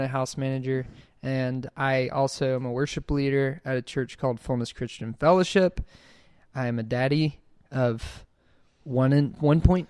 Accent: Gulf Shores, Alabama, United States; now in Birmingham, United States

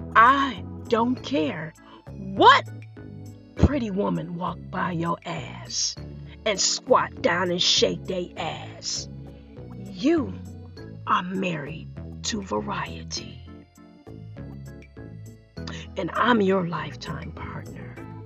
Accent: Nigeria; We're both Nigerian.

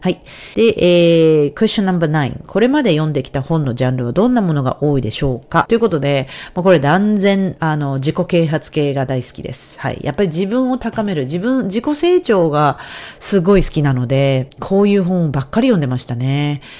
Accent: Japan; first language Japanese; moved away; 海外にいる日本人としてのその苦労をやってきた

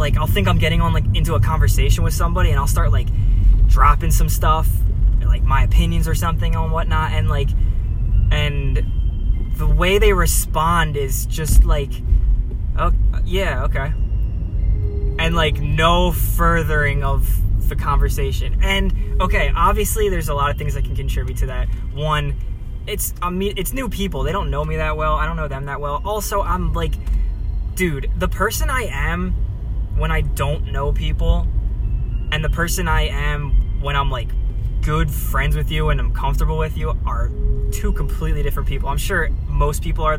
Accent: New Jersey, United States; moved away as an adult; now in California, United States; I'm living in California and I'm from Jersey, which is not California at all

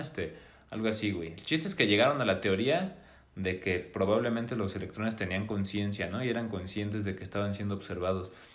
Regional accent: Puebla, Mexico; also born or lived in Mexico City; vivimos en Puebla

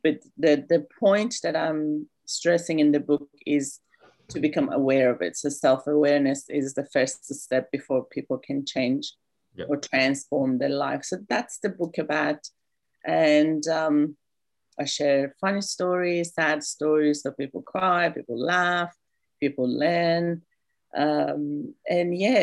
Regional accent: Iran; now in Australia; I'm from Iran, came to Australia about 21 years ago as a refugee.

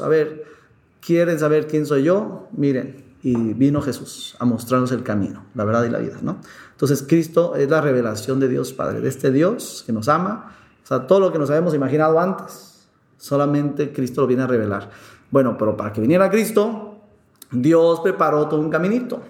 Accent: Mexico; aquí en México

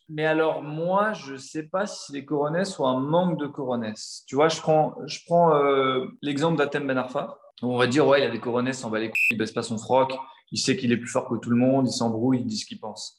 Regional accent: Paris, Île-de-France, France; je suis né à Paris, j'ai grandi à Paris, j'ai toujours vécu à Paris

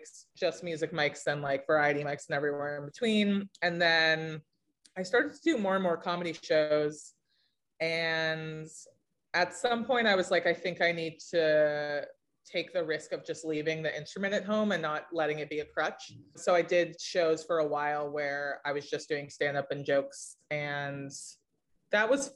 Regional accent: Los Angeles, California, United States; now in East Coast, United States; I grew up in Los Angeles

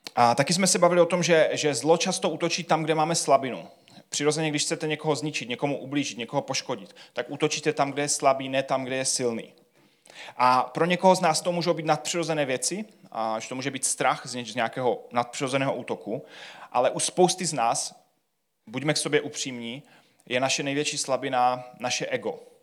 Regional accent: Czechia; jsme Češi

